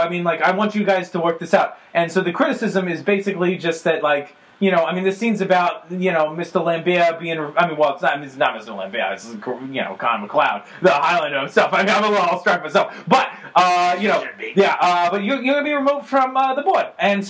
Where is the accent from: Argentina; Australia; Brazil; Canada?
Argentina; I'm from Argentina myself.